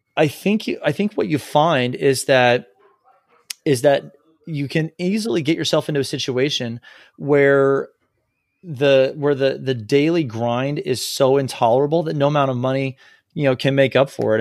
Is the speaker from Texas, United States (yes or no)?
yes; Texas, United States; also born or lived in North Carolina; I grew up in Texas